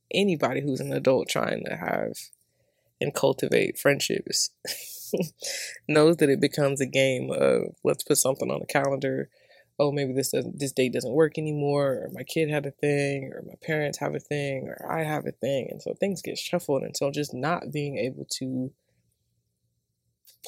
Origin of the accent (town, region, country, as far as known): Georgia, United States; accent: southern; moved away as an adult; also born or lived in Seattle; now in Atlanta, United States